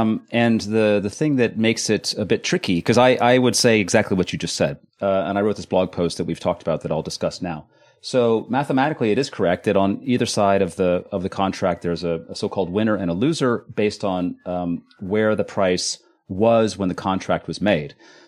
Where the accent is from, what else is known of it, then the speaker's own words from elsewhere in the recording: California, United States; now in Netherlands; I was born and raised in California.